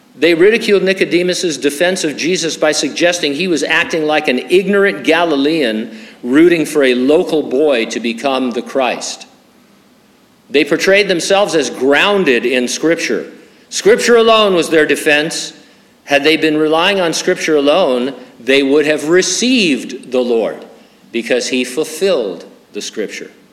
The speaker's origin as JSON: {"language": "English", "town": "San Bernardino", "region": "California", "country": "United States", "tie": "born or raised there", "also_born_or_lived": "Stamford, Connecticut", "lives_now": "Hanford, United States", "said": "I lived in San Bernardino for 27 years from 1958 until 1985. I've lived in Hanford the last 37 years"}